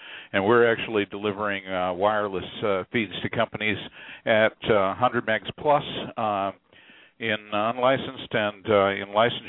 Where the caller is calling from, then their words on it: Kansas City, United States; I'm a WISP from Kansas City.